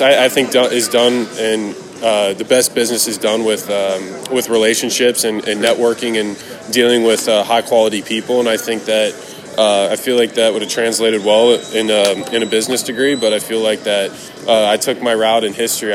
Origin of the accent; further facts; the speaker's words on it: Tampa, Florida, United States; I was really lucky to grow up uh, and watch those, uh, those uh, kind of iconic, I mean, iconic football players in Tampa